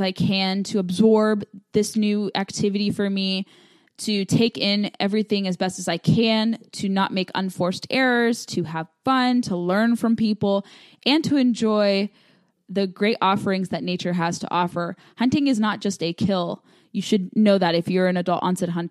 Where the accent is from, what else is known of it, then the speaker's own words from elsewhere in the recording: Southern California, United States; moved away as an adult; now in Virginia, United States; I grew up in Southern California where hunting really wasn't discussed out in the open, I didn't get to pursue hunting until I moved to Virginia about 7 years ago after graduating from college